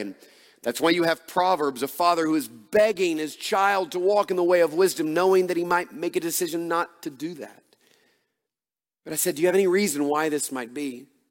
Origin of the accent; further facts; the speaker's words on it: Atlanta, Georgia, United States; moved away as an adult; also born or lived in Dallas, Texas; now in Oconee County, Georgia, United States; we grew up in Atlanta and were in large churches.